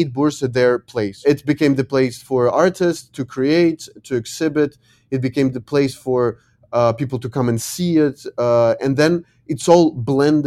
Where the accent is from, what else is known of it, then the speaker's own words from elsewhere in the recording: Ukraine; also born or lived in Lyon, France / New York City, United States; I come from Ukraine